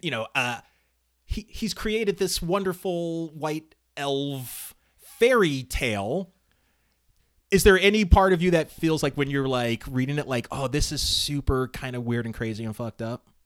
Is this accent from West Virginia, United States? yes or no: no; Altadena, California, United States; I lived in Altadena